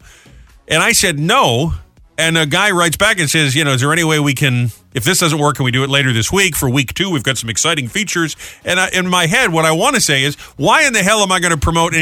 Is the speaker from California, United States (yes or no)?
no; Rhode Island, United States; now in New Jersey, United States; my home state, RI